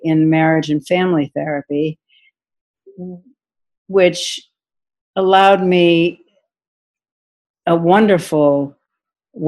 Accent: Marblehead, Massachusetts, United States; moved away as an adult; I grew up in Marblehead, Massachusetts

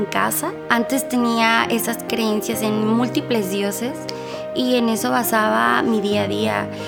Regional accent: Morelia, Michoacán, Mexico; now in Monterrey, Mexico; soy de Morelia, pero vivo en Monterrey hace cinco años.

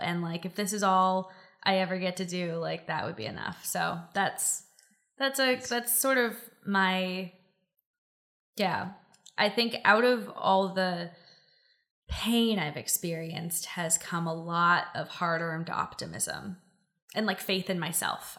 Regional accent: Silicon Valley, California, United States; I grew up in Silicon Valley.

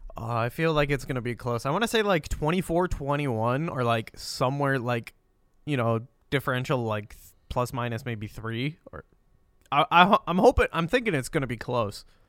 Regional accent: Pennsylvania, United States; growing up in Pennsylvania

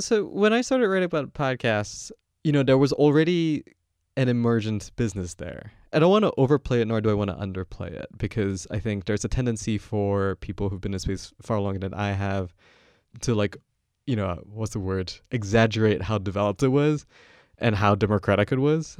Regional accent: Malaysia; moved away as an adult; now in United States; I'm not American, I come from Malaysia.

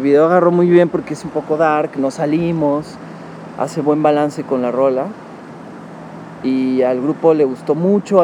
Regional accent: Monterrey, Nuevo León, Mexico; moved away as an adult; now in Mexico City, Mexico; A los tres años me fui a Monterrey

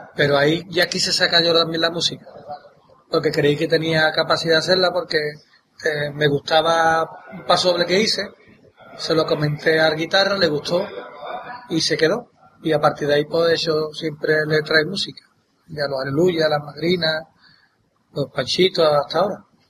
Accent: Santa María, Andalusia, Spain; born or raised there; also born or lived in Loreto, Cádiz

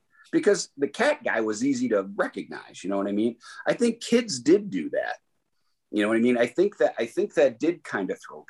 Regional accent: Detroit, Michigan, United States; growing up in Detroit

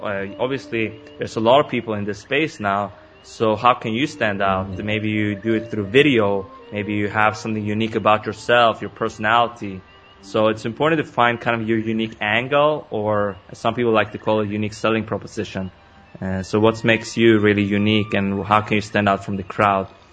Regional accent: Sweden; I was born and raised in Sweden. Now I live in Stockholm.

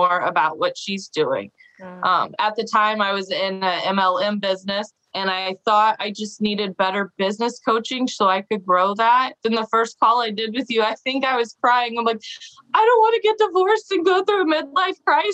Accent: Missouri, United States; I'm from Missouri

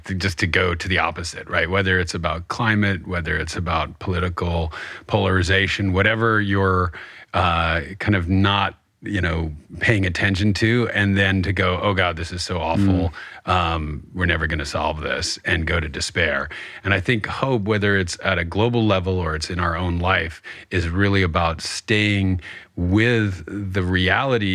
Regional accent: New York, United States; that's kind of the national pastime of my hometown.

